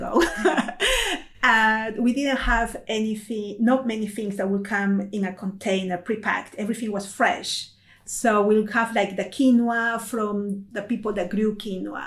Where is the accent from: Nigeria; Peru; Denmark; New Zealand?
Peru; moved away; I'm originally from Peru in South America.